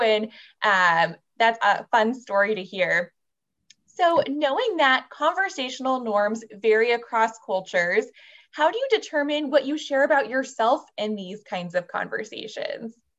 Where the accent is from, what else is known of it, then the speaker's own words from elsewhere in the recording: San Jose, California, United States; It's my hometown, San Jose, California